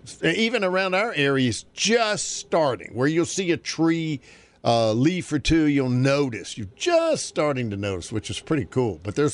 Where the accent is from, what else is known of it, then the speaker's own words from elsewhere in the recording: North Carolina, United States; moved away; Because growing up in North Carolina, it was very, that was a normal day